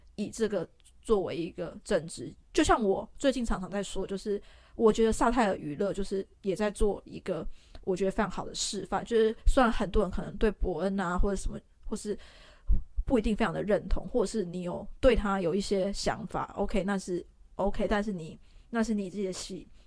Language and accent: Chinese; Taiwan; 我们台湾人